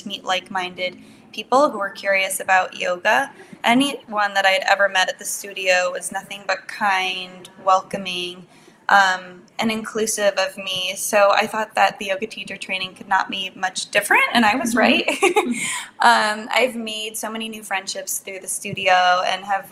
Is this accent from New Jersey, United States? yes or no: yes; New Jersey, United States; moved away as an adult; I moved back to my home state of New Jersey